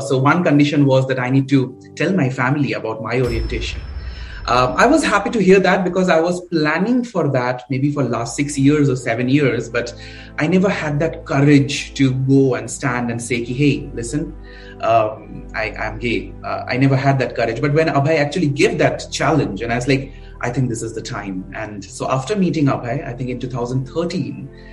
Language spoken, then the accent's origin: English; Kolkata, West Bengal, India; I grew up a very uh, middle class family. So I'm I'm basically from Calcutta.